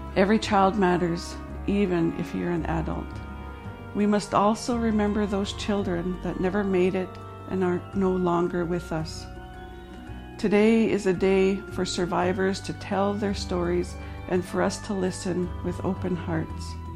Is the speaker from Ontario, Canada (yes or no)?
no; Dog Creek Reserve, near Williams Lake, BC, British Columbia, Canada; I grew up with my granny on the Dog Creek Reserve until I was ten.